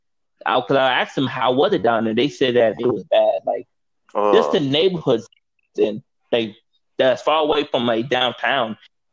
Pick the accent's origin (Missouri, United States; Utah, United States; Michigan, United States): Missouri, United States; St. Louis; moved away; I grew up in St. Louis, not in Ferguson, but like closer to like downtown St. Louis.